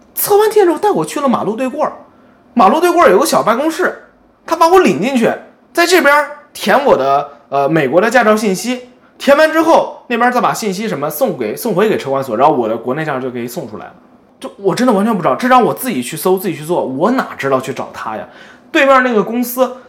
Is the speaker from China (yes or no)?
yes; China; also born or lived in United States; now in Japan; 我们是中国人，然后在美国生活了很多年，现在搬到日本